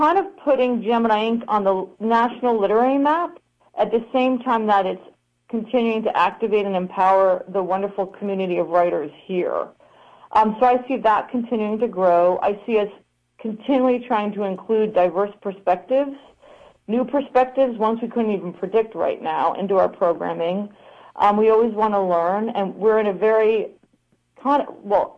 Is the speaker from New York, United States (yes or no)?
yes; New York, United States; now in San Antonio, United States; I'm originally from New York